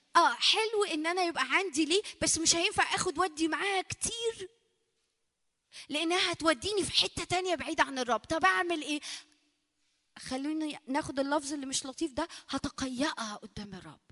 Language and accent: Arabic; Egypt; عندنا في مصر